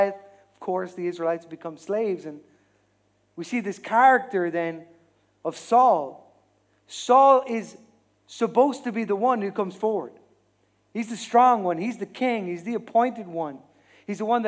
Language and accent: English; Ireland; we as Irish people